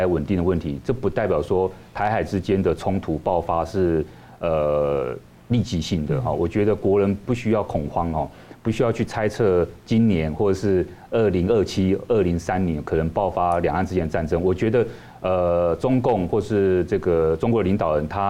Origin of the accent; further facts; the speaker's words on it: Taiwan; 国际社会都很关注我们，我们台湾人也要关注我们自己，我们应该要居安思危。